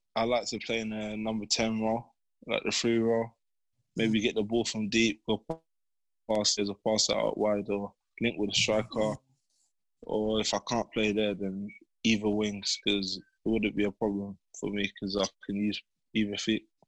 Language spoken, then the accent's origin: English; London, United Kingdom; growing up in Bermondsey? Yeah, it was calm. Yeah, um, I had a few friends around there. Went to the same primary school.